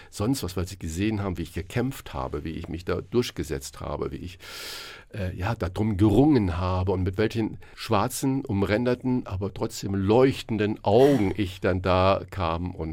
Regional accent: Saarland, Germany; born there; ich bin ja gebürtiger Saarländer.

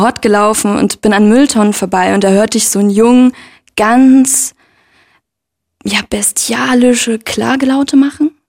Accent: Leipzig, Saxony, Germany; ich bin in Leipzig aufgewachsen und in einem sogenannten Brennpunktviertel

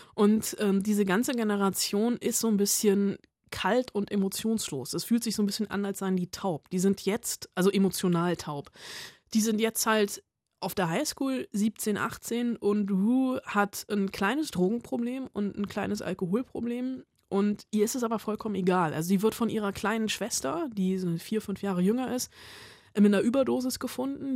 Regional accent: Germany; bei uns in Deutschland

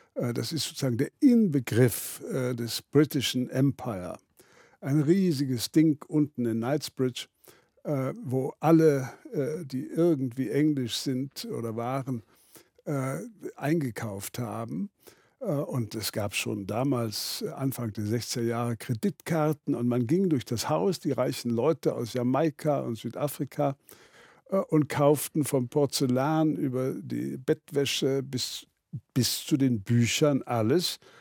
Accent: Berlin, Germany; moved away; also born or lived in Wittgendorf, Kreis Zeitz (birthplace) / London; für mich auch als Berliner

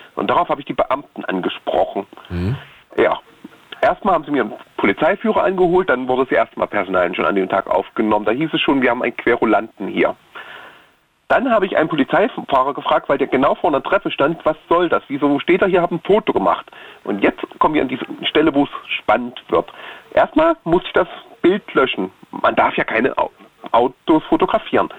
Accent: Thuringia, Germany; bei uns in Thüringen, Sachsen und Sachsen-Anhalt fällt es halt auf, weil wir halt die typischen Össis sind

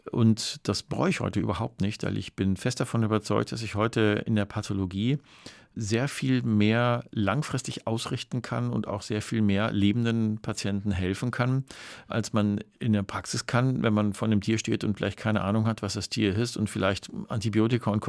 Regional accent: North Rhine-Westphalia, Germany; denn ich bin ja im Ruhrgebiet groß geworden und ich bin immer mit Hunden und Katzen und ganz vielen anderen Tieren groß geworden.

